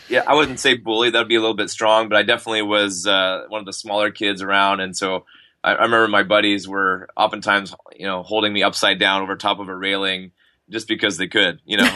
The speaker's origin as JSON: {"language": "English", "town": "Ottawa", "region": "Ontario", "country": "Canada", "tie": "born or raised there", "also_born_or_lived": "Texas", "moved": "as an adult", "lives_now": "Montreal, Canada"}